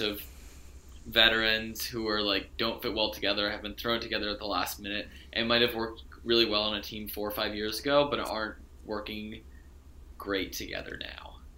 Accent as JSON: {"language": "English", "town": "Philadelphia", "region": "Pennsylvania", "country": "United States", "tie": "born or raised there", "said": "growing up in Philadelphia"}